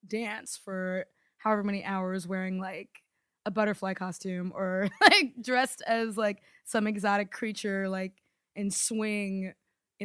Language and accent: English; Maryland, United States; now in New York, United States; I grew up in Maryland